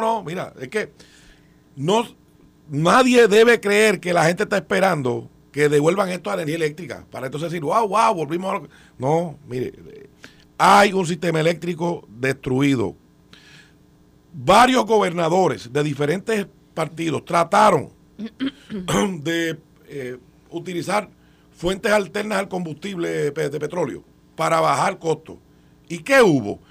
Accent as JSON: {"language": "Spanish", "country": "Puerto Rico", "said": "Aquí como puertorriqueños que residimos en esta isla"}